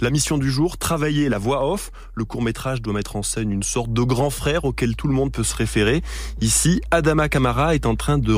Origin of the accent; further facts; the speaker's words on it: Choisy-le-Roi, Île-de-France, France; 17 ans. J'ai grandi à Choisy-le-Roi, quartier Mouloudji, quartier le plus discret de toute la ville.